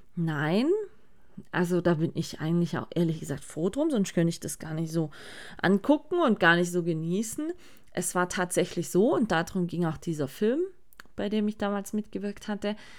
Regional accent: Sigmaringen, Baden-Württemberg, Germany; hier bei uns in Sigmaring

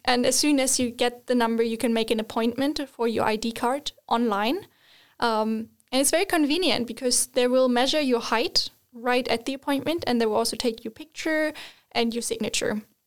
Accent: Germany; moved away as an adult; now in Sweden; I'm from Germany, just moving to Sweden

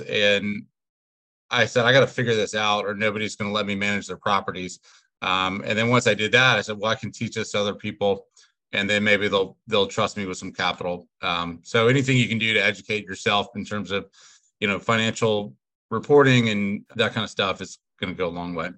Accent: Atlanta, Georgia, United States; moved away as an adult; now in Richmond, United States; I'm originally from Atlanta. Uh, I went to the University of Richmond. That's what brought me up here

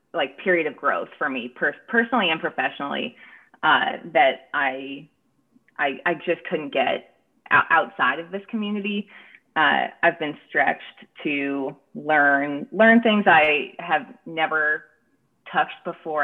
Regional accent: San Francisco Bay Area, California, United States; moved away; I'm from the San Francisco Bay Area originally

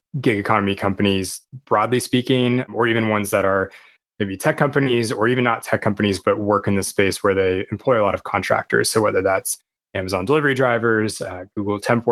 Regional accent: Portland, United States; also born or lived in San Francisco / Los Angeles / Chicago / Washington, D.C.; now in Honolulu, United States; I was born and raised in Portland.

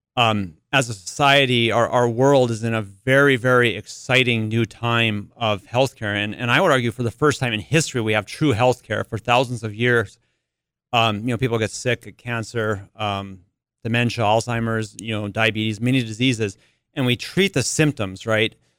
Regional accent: Carrington, North Dakota, United States; I grew up in Carrington

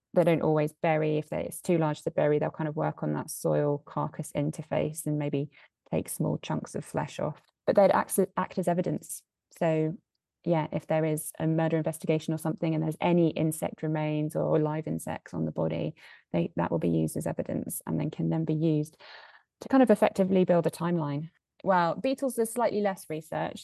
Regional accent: south of England, United Kingdom; moved away as an adult; now in Edinburgh, United Kingdom; I was born and raised in the south of England

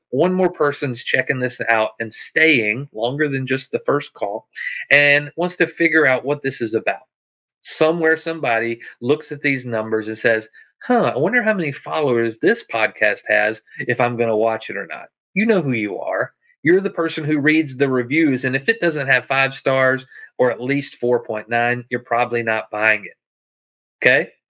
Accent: the South, United States; I'm from the South where you can pump your own gas.

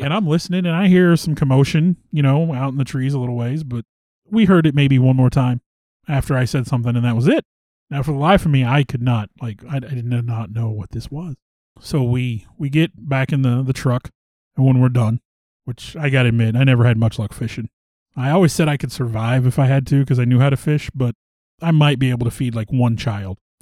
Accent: the Ozarks, Missouri, United States; you and I both born and raised in the Ozarks.

